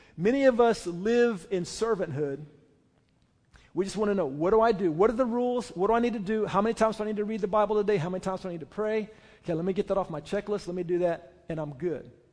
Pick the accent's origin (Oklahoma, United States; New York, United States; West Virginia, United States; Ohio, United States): Oklahoma, United States; I say, "Oklahoma."